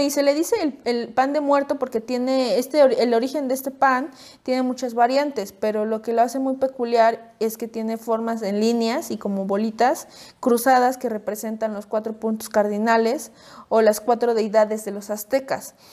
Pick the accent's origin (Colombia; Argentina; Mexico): Mexico; Puebla; nosotros somos de Puebla